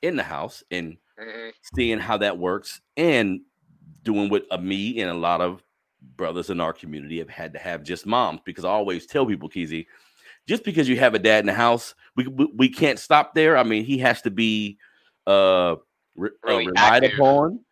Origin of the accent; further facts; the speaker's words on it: Sacramento, California, United States; I'm from Sacramento, California